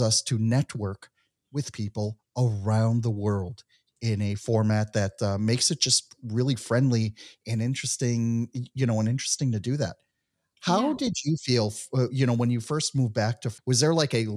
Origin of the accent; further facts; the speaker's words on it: United States; moved away as an adult; also born or lived in Mexico / Israel; I was born and raised in the United States